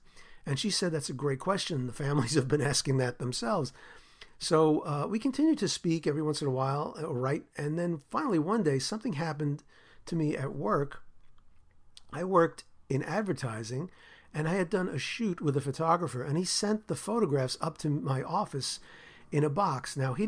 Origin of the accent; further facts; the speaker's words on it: New York, United States; I grew up in New York